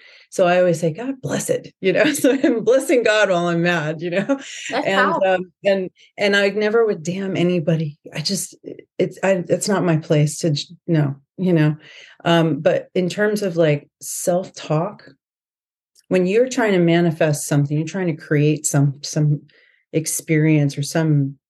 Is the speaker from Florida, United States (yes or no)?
yes; Florida, United States; also born or lived in California / New York; I'm from California, grew up in Florida. I've lived in New York for 10 years, lived all over the country.